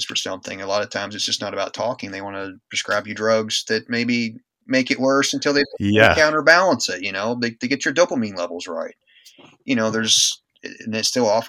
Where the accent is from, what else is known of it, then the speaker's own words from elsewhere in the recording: United States; being an American